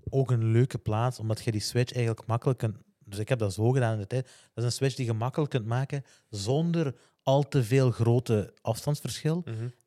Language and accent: Dutch; Hasselt, Flanders, Belgium; ik heb exact hetzelfde meegemaakt. ik ben ook van, ik ben van Hasselt